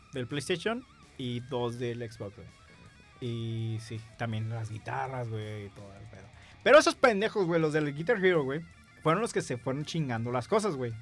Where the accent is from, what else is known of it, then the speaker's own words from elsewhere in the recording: Tijuana, Baja California, Mexico; por aquí en Tijuana, nosotros somos de Tijuana